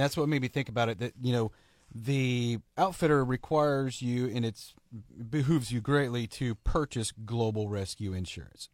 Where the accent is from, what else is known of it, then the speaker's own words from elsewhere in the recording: Oklahoma, United States; I'm from Oklahoma